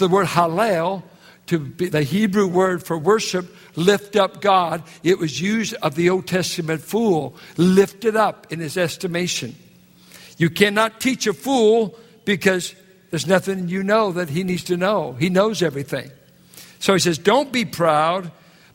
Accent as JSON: {"language": "English", "town": "Richmond", "region": "California", "country": "United States", "said": "I'm from Richmond, California"}